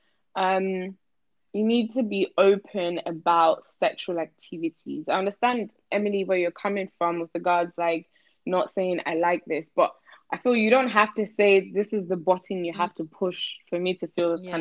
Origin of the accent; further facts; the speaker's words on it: Nigeria; I'm from Nigeria